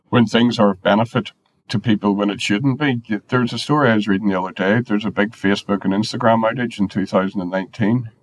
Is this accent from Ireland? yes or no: yes; Ireland; I'm Irish